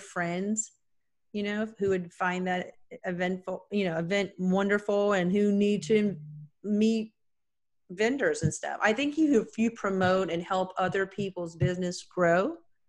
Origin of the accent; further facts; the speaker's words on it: North Carolina, United States; I'm from North Carolina